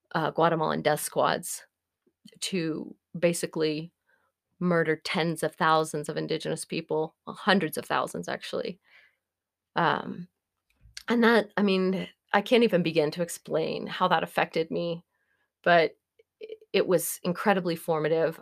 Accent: Norman, Oklahoma, United States; moved away as an adult; also born or lived in Eugene, Oregon; my hometown of Norman was relatively conservative.

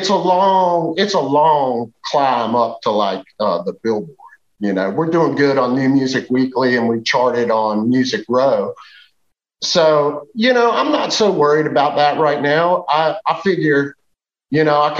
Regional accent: United States; I grew up in Western Virginia in the Appalachian Mountains

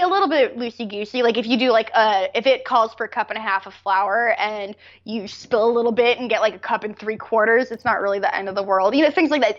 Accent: United States; I'm an American

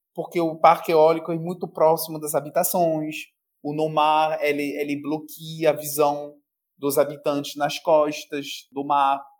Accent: France; now in Brazil; Como francês, aí eu pego o chapéu do francês. A gente sabe muito bem pela nossa história

